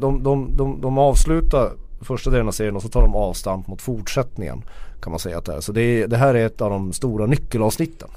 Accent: Norrland, Sweden; som norrlänning kan jag ta det

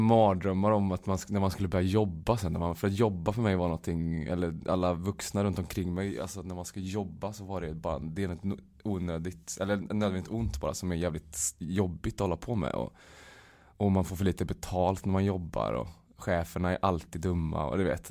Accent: Uddevalla, Västra Götaland, Sweden; now in Stockholm, Sweden; jag var hemma i Uddevalla i lördags

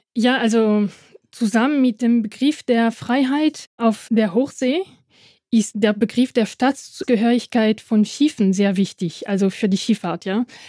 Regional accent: Dieppe, Normandy, France; German is a second language; also born or lived in Halle an der Saale / Panama; now in Halle, Germany; bin in der Normandie in einem kleinen Hafen in Dieppe äh, geboren

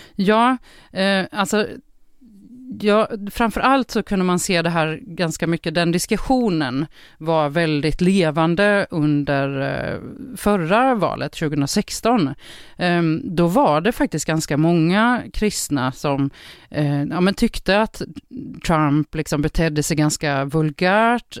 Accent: Jönköping, Jönköping County, Sweden; jag kommer från Sveriges Jerusalem. Ja, det är Jönköping såklart

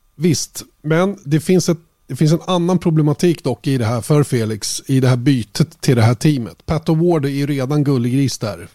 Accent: Sweden; Vi är ju svenskar

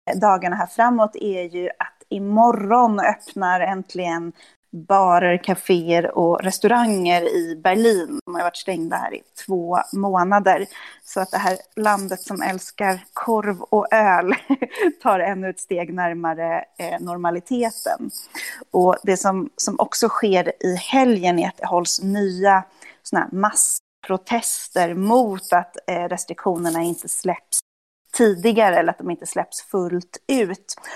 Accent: Sweden; now in Germany; som svensk i, i Tyskland, att liksom folk eh, eh tycker det är fascinerande att man är därifrån

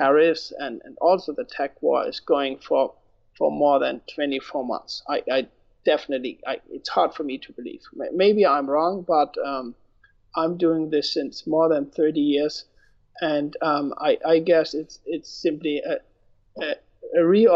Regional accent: Germany; moved away as an adult; now in United States; I am born and raised in Germany. I immigrated to the US 12 years ago

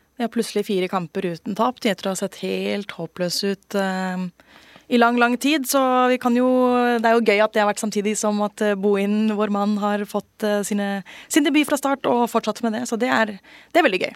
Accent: Bærum, Akershus, Norway; jeg er oppvokst i Bærum

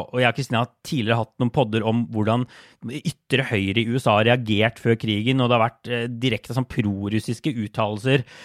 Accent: Norway

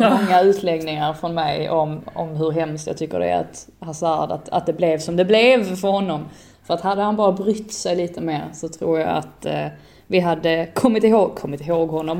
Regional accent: Sweden; som svensk

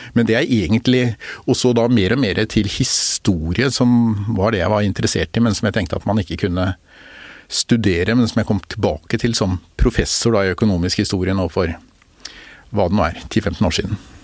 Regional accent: Bærum, Akershus, Norway; also born or lived in Oslo; jeg vokste opp litt i Oslo og mest i Bærum

